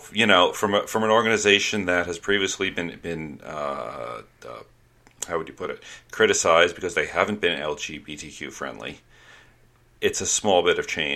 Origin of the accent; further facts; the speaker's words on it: New York, United States; I grew up in New York